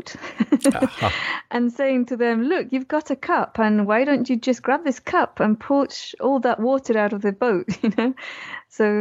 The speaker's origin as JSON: {"language": "English", "country": "Chile", "tie": "born or raised there", "said": "I was born in Chile"}